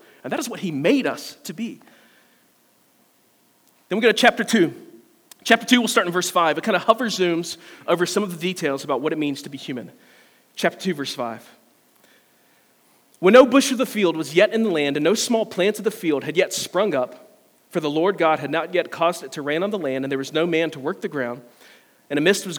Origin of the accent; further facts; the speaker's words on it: Simpsonville, South Carolina, United States; Now, a few years ago, my parents were moving out of our childhood home. I grew up in Simpsonville. My parents built a house in 1991. They moved out of it in 2020.